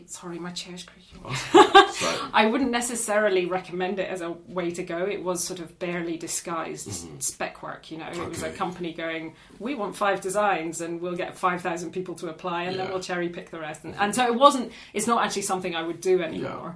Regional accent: Black Isle, north of Inverness, Scotland, United Kingdom; moved away as an adult; also born or lived in Glasgow / London; now in Aberdeen, United Kingdom; From the Black Isle, just north of Inverness.

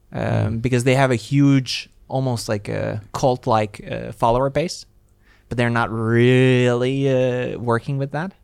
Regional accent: Latvia; moved away; I am originally from Latvia

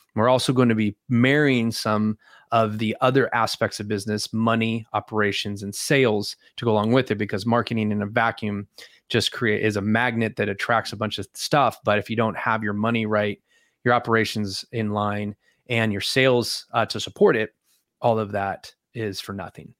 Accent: California, United States; moved away as an adult; also born or lived in Alaska; I grew up in California

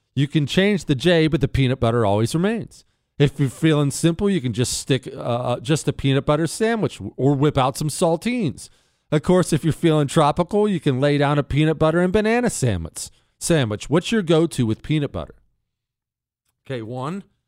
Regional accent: United States; as an American

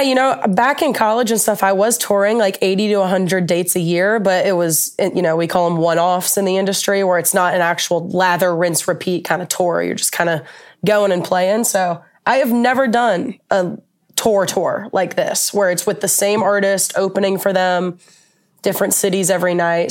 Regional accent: Atlanta, Georgia, United States; now in Nashville, United States; I'm from Atlanta

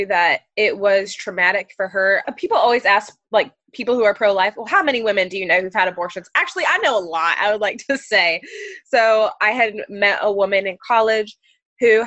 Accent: Ohio, United States; also born or lived in Texas; I was born in Texas. My mom didn't want me to live in a city. She wanted me to be raised in a small, rural, safer town. So we moved to Ohio, where she was originally from

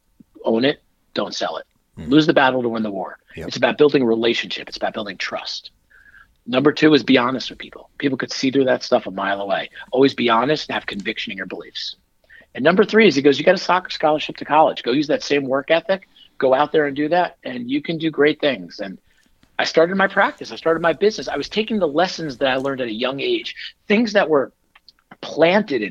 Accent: Northern New Jersey, United States; I grew up in Northern Jersey.

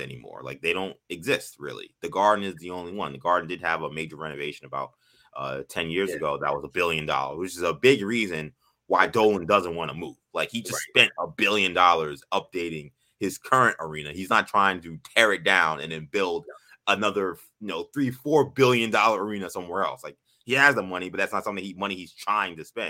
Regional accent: New York, United States; moved away as an adult; As a New Yorker

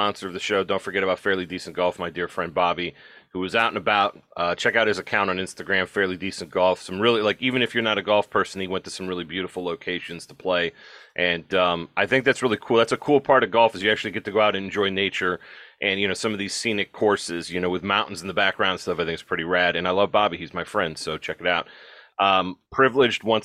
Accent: Midwest, United States; I'm a Midwesterner

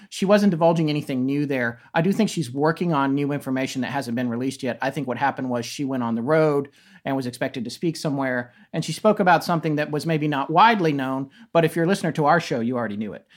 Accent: Raleigh, North Carolina, United States; also born or lived in Death Valley, California / Denver, Colorado; I moved to Raleigh, North Carolina, which is where I consider myself as being from. I grew up more in North Carolina

